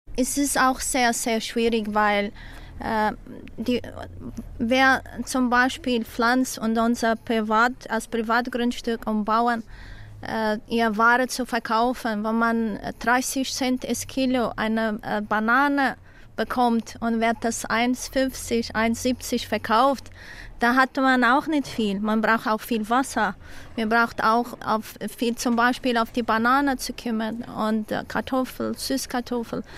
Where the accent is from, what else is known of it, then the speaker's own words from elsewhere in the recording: Madeira, Portugal; German is a second language; ich bin hier auf Madeira geboren